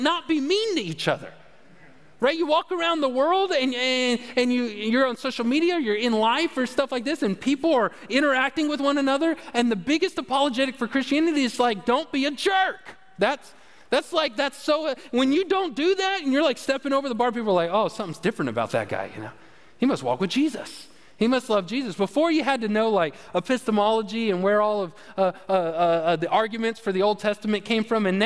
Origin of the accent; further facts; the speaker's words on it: United States; I'm from America